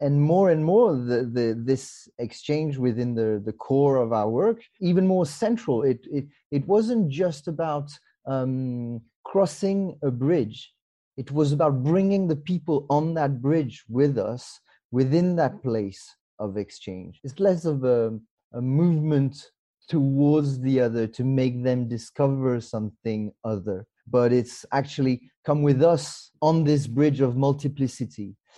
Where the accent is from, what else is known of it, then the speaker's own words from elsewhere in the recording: Mauritius; also born or lived in France; now in United Kingdom; I was actually born in France, and then I grew up in Mauritius with my parents, and then back to France, and then I moved to the UK 17 years ago now.